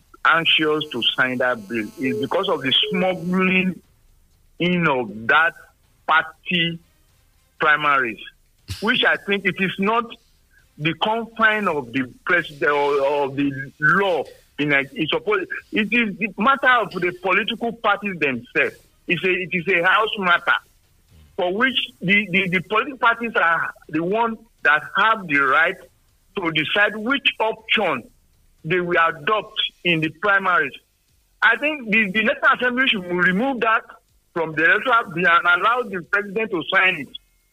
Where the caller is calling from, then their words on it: Abeokuta, Ogun State, Nigeria; I'm calling from Abeokuta. I think that at this point of our lives in Nigeria, we cannot improve our electoral system.